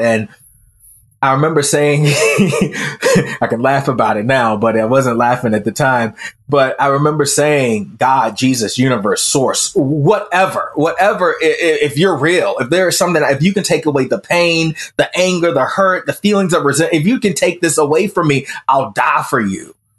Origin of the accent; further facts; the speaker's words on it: the Bible Belt, United States; even though I grew up in the Bible Belt, I was atheist